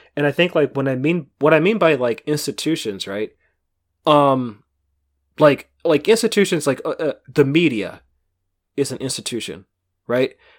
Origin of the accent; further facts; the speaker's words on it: Bay Area, California, United States; growing up in the Bay Area, like, twenty years ago